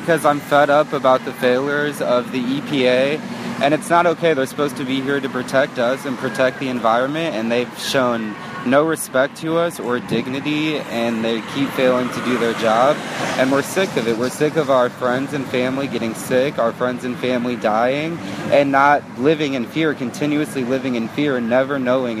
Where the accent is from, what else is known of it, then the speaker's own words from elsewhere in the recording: Maryland Heights, Missouri, United States; now in South County, St. Louis, United States; I live in South County, but I grew up in Maryland Heights. So I grew up in North County, and I went to school out here and have a bunch of friends and family that still live out here.